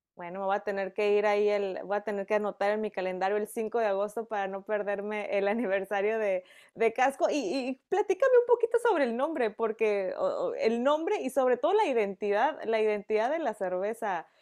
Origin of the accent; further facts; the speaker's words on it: Mexico; yo como mexicana